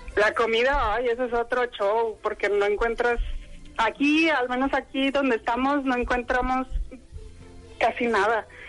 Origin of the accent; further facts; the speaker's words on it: Monterrey, Nuevo León, Mexico; moved away as an adult; also born or lived in Arlon / Fontainebleau / Sherbrooke; now in Belgium; yo soy regia.